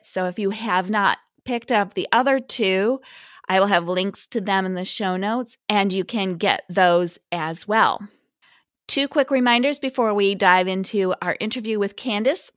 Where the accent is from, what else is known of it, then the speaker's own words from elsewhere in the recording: Midwest, United States; I'm from the Midwest